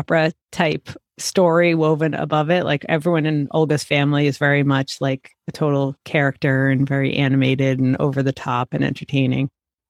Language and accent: English; United States; what it's like to be Puerto Rican growing up in the United States